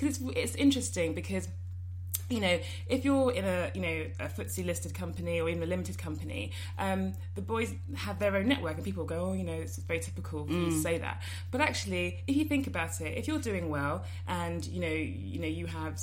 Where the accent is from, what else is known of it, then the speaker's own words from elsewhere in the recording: London, United Kingdom; I grew up in Finchley. So it's quite a Jewish area in North London